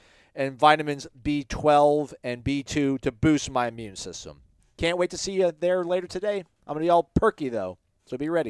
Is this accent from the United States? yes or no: yes; East Lake, Florida, United States; I'm from East Lake, and there isn't a West Lake. Tarpon Springs is west of the lake.